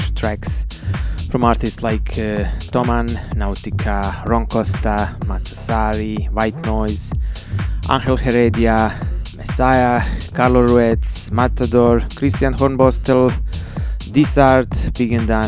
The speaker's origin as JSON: {"language": "English", "town": "Banja Luka", "region": "Republika Srpska", "country": "Bosnia & Herzegovina", "tie": "born or raised there", "said": "here in my hometown Banja Luka"}